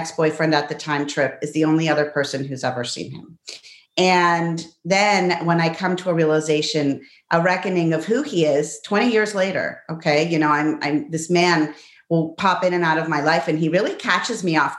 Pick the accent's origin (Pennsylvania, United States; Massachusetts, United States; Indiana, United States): Pennsylvania, United States; Pittsburgh; also born or lived in La Plata, Argentina; I was born in Argentina, but grew up in Pittsburgh